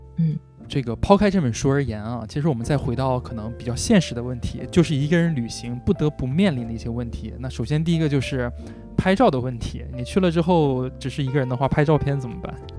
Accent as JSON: {"language": "Chinese", "town": "Harbin", "region": "Heilongjiang", "country": "China", "said": "我，我是哈尔滨的嘛，其实小的时候是我姥姥带大我的"}